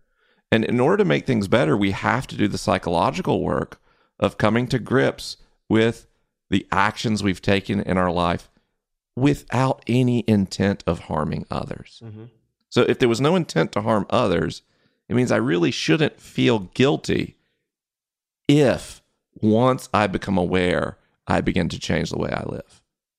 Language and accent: English; Southeast, United States; I grew up in the Southeast. Unless you're on a university campus, which I didn't go to college, no one says the word patriarchy.